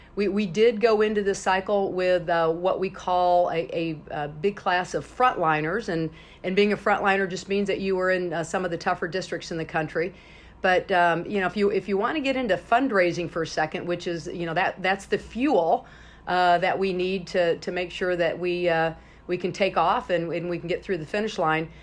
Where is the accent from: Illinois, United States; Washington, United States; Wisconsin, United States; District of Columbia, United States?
Illinois, United States; my home state of Illinois